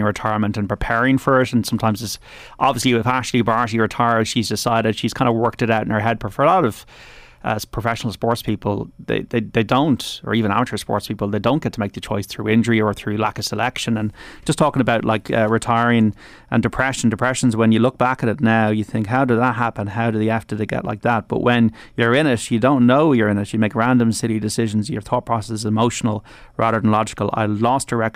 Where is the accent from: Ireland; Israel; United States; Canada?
Ireland